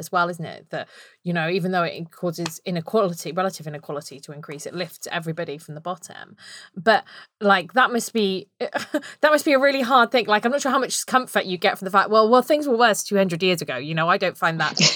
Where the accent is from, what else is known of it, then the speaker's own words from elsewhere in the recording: United Kingdom; accent: very British; my very British accent